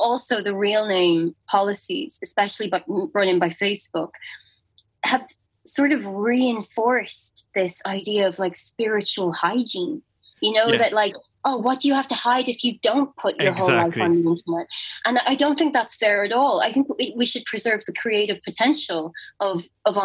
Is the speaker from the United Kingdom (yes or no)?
no; Ireland; as Irish people